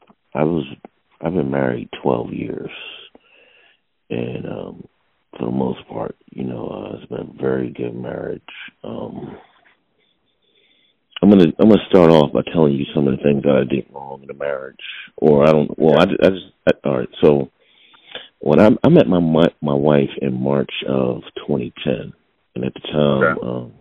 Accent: Philadelphia, Pennsylvania, United States; I'm from Philadelphia

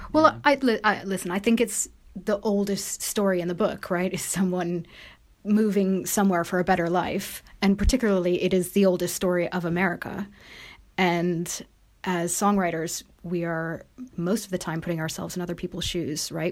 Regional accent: United States; moved away; I am American

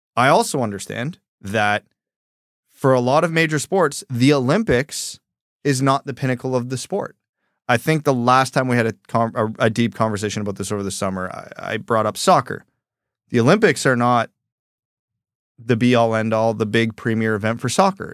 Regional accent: Canada; I'm a Canadian

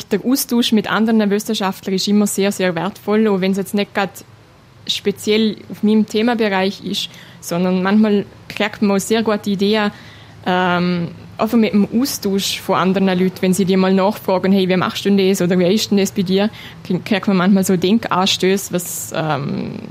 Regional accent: Liechtenstein; Also mein Liechtenstein ist meine Heimat und ich fühle mich auch sehr wohl, wenn ich da zurückkomme.

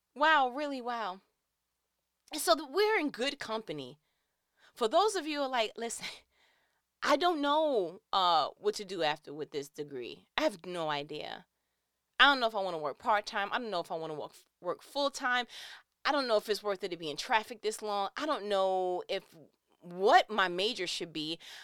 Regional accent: New York, United States; I'm from New York. We are not around a large body of water

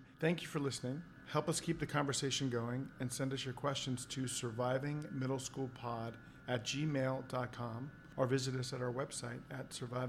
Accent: San Francisco, California, United States; moved away as an adult; now in New York, United States; I'm one of your co-hosts. I am born and raised in San Francisco, and I moved to New York about 8 years ago with my wife, Maya Drazen.

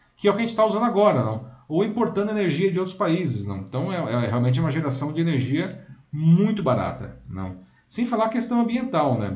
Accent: Brazil; português com o nosso sotaque, né, aqui do Brasil

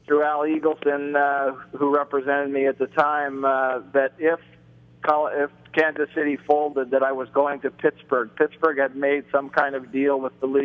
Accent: Toronto, Ontario, Canada; growing up in Toronto

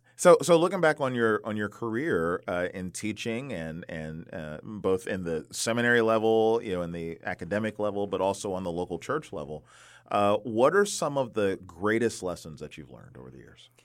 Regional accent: DC area, Maryland, United States; I grew up in the Maryland, D C area

